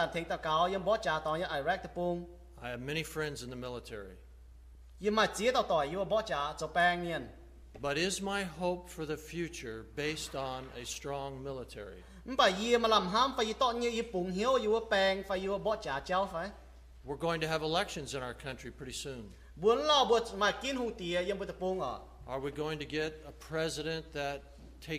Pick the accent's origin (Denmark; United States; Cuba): United States; I was born right here in Reading, just on the other side of the river. My family were ranchers.